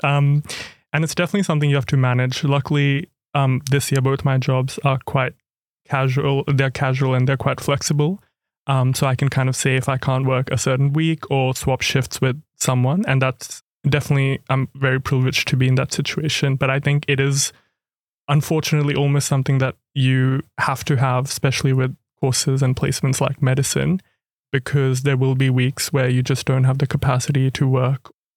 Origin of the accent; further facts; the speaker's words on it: Cairns, Queensland, Australia; moved away as an adult; also born or lived in India / Canberra; now in Melbourne, Australia; I was born in India, but grew up in Cairns, far north Queensland.